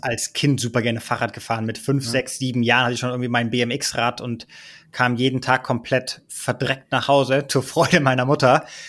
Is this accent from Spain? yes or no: yes; Ibiza, Balearic Islands, Spain; moved away as an adult; also born or lived in Berlin, Germany; Ich bin da sozusagen groß geworden